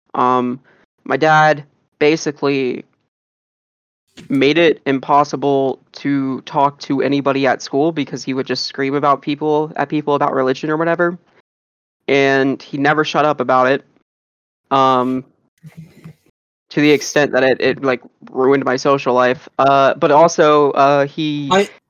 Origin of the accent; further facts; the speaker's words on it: South Carolina, United States; I also grew up in in South Carolina